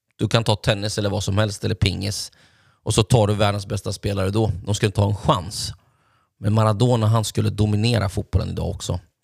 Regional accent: Linköping, Östergötland, Sweden; hemma i Linköping

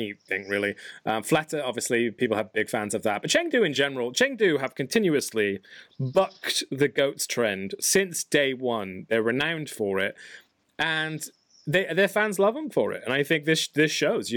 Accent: England, United Kingdom; I'm from England.

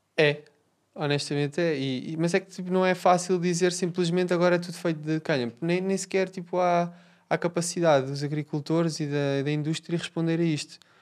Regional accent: Portugal; eu, eu sou português

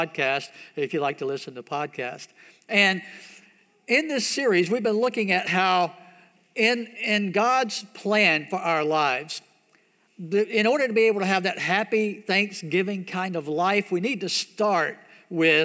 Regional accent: United States; growing up in America

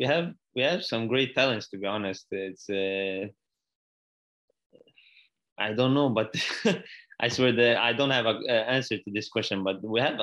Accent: Iraq; It's my father's from Iraq. I'm from Iraq.

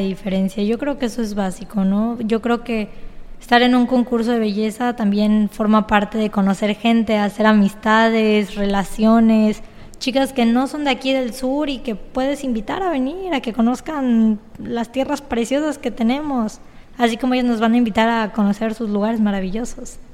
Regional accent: Cozumel, Quintana Roo, Mexico; yo soy cozumeleña, 100% quintanarroense

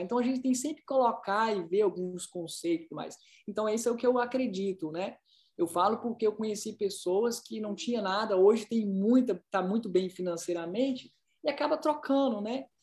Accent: Ipatinga, Minas Gerais, Brazil; moved away as an adult; now in United States; eu vim de, de Patinga, é, Minas Gerais

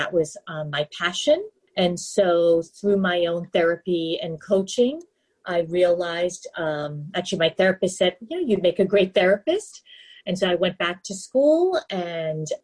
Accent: New York City, New York, United States; moved away; I grew up in New York City, the Big Apple

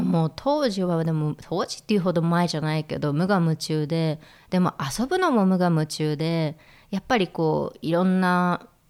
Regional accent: Tokyo, Japan; moved away as an adult; also born or lived in Berlin, Germany; now in Switzerland; 東京でまあ生まれ育って

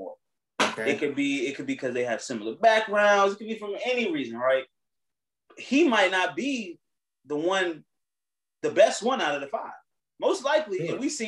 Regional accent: United States; we're American. We live in America

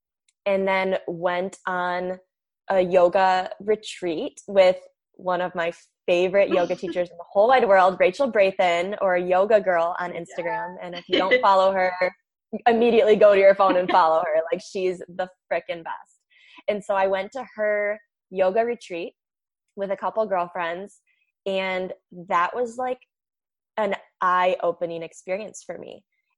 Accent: Michigan, United States; I am from Michigan. So the northern part of the United States, if you have any international listeners.

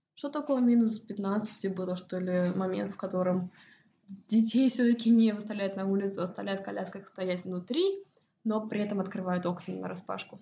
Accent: Estonia; moved away as an adult; also born or lived in United States / Cyprus; now in Sweden; я выросла в Эстонии

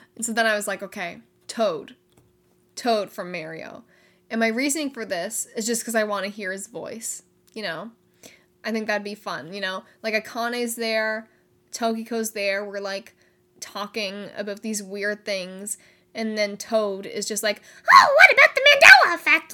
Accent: Canada; I am Canadian

